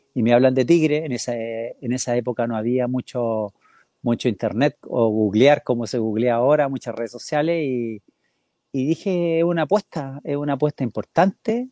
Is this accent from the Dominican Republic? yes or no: no; Rancagua, O'Higgins, Chile; moved away as an adult; also born or lived in São Paulo, Brazil / Monterrey, Mexico / China; Yo, yo nací en O'Higgins de Rancagua